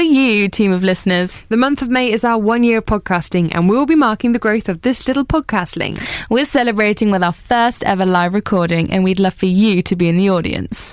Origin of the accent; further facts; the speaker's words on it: Brighton, South East England, United Kingdom; I'm from Brighton